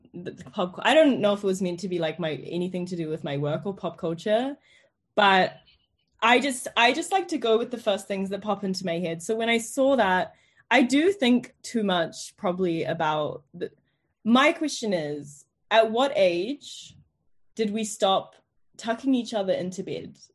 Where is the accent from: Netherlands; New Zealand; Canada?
New Zealand; moved away as an adult; also born or lived in New York, United States; now in London, United Kingdom; growing up in New Zealand